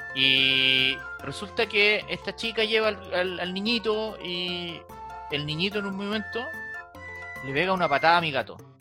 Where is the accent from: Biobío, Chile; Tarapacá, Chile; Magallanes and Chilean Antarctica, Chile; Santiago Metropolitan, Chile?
Biobío, Chile; Los Ángeles; now in Santiago, Chile; Yo soy de Los Ángeles